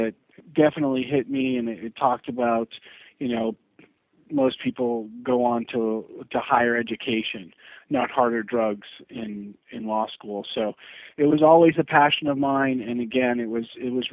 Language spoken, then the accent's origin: English; New Hampshire, United States; now in Florida, United States; I'm originally from New Hampshire